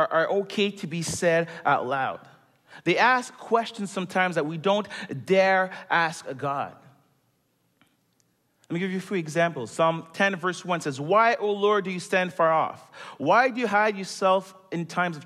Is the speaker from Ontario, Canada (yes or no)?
no; Montreal, Quebec, Canada; moved away as an adult; now in Toronto, Canada; I am originally born and raised in Montreal